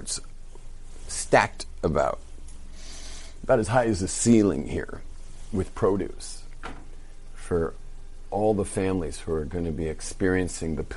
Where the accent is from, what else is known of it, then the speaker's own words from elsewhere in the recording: California, United States; moved away; We're surfers from California